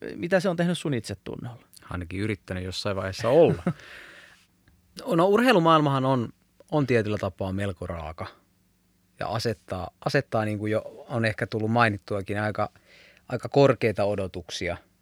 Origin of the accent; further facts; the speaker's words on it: Ostrobothnia, Finland; moved away; also born or lived in Southern Finland (Helsinki); kun muutin Pohjanmaalta Etelä-Suomeen